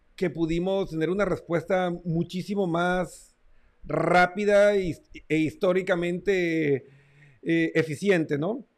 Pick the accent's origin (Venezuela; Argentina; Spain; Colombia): Colombia; mi tierra natal, Colombia